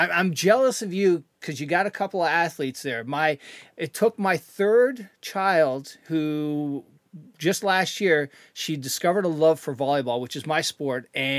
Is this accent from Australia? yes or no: no; Canada; I'm Canadian, so I got to, you know, it's got to be my favorite sport.